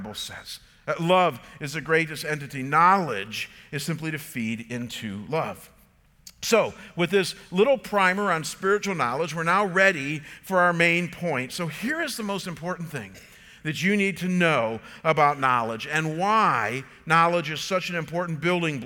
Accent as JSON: {"language": "English", "town": "Chagrin Falls", "region": "Ohio", "country": "United States", "tie": "born or raised there", "said": "growing up came from the John Deere shop in Chagrin Falls"}